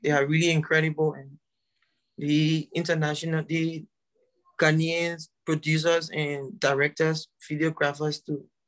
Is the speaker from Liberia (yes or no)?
yes; Liberia; I told him I was from Liberia